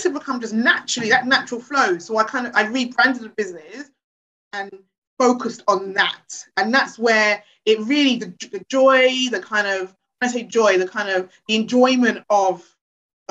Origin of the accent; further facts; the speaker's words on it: London, United Kingdom; I grew up in Hackney. I was born in Hackney.